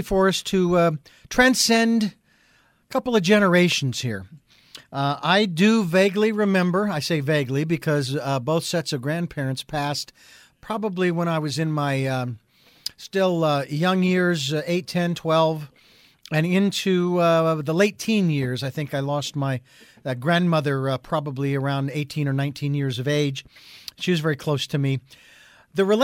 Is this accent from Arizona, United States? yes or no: yes; Phoenix, Arizona, United States; I'm from Phoenix